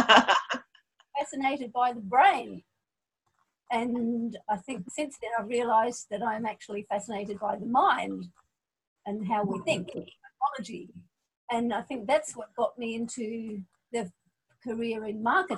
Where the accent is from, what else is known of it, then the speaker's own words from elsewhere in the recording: Adelaide, South Australia, Australia; moved away as an adult; also born or lived in Scotland; now in Hong Kong; migrated to Adelaide in Australia when I was 3 years old. So I grew up in Adelaide